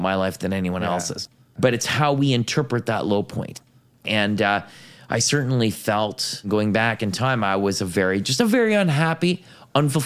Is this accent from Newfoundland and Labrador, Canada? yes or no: no; Ottawa Valley, near Carp, West Carleton, Ontario, Canada; I grew up in the Ottawa Valley